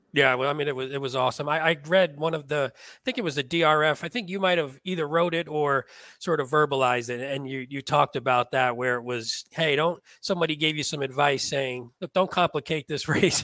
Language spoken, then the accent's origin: English; New Jersey, United States; I grew up in North Jersey